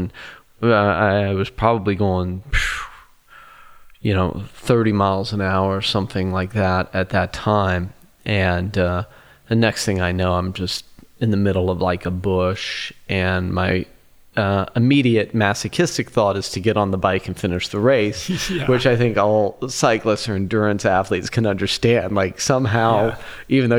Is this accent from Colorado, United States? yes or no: yes; Colorado, United States; I grew up racing in Colorado, and it's just has been in my DNA.